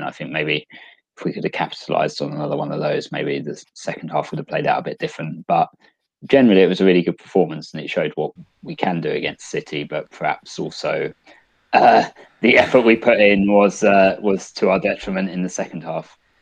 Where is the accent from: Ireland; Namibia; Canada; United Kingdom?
United Kingdom; England; as a English football fan